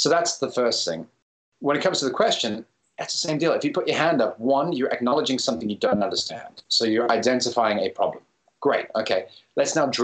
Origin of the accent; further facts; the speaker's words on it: Cape Town, Western Cape, South Africa; now in London, United Kingdom; my hometown of Cape Town.